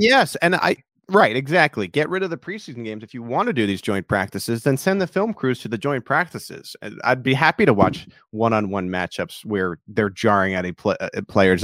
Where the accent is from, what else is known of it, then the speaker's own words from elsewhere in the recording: New York City, New York, United States; now in Kansas City, United States; I'm from Queens